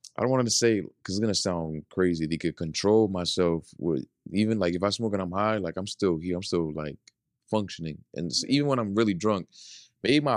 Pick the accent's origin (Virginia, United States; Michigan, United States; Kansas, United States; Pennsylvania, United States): Pennsylvania, United States; Philadelphia; We're from Philly